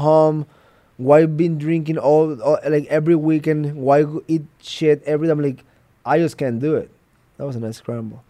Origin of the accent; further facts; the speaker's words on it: New York, United States; Yeah, but I'm from New York.